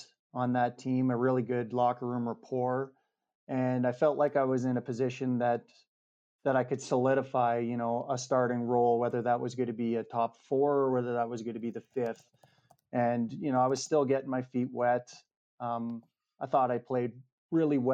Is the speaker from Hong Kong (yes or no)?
no; Regina, Saskatchewan, Canada; also born or lived in Hamilton; my hometown